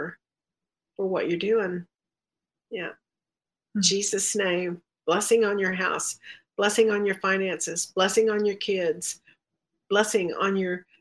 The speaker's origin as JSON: {"language": "English", "region": "Texas", "country": "United States", "said": "I'm from Texas"}